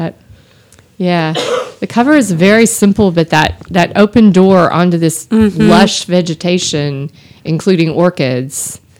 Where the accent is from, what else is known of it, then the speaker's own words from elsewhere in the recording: Austin, Texas, United States; I grew up in Austin.